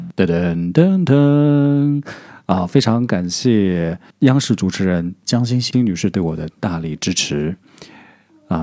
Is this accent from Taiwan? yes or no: no; southern China, China; accent: southern; 我是南方人，所以我的普通话不是那么标准